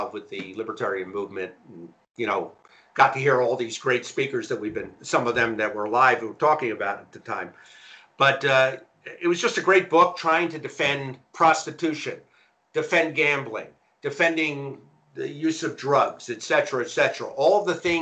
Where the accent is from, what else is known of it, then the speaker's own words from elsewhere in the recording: Philadelphia, Pennsylvania, United States; I grew up in Philadelphia